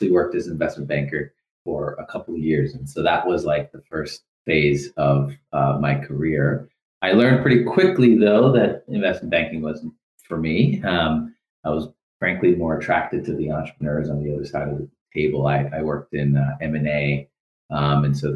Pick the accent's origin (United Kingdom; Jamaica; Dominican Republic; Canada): Canada; Toronto, Ontario; moved away as an adult; also born or lived in New York / Silicon Valley; I grew up in Toronto. I studied economics at the University of Toronto